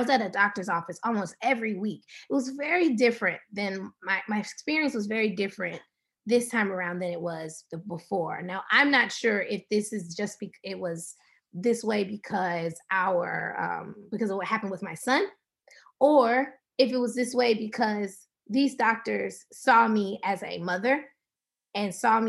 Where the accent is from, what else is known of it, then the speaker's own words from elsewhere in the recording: the South, United States; We're from the South, so, we put a little cornbread in the milk a little bit.